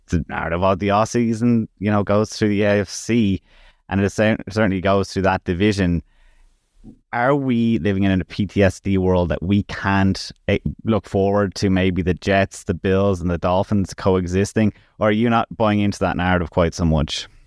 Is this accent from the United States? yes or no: no; Ireland; as Irish people, it's a growing sport over here